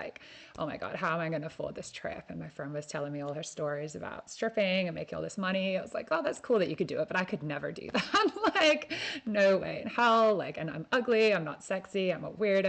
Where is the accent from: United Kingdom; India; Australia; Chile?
Australia; Perth, Western Australia; moved away as an adult; also born or lived in Ireland; I'm coming at you from my hometown in Perth, where I was born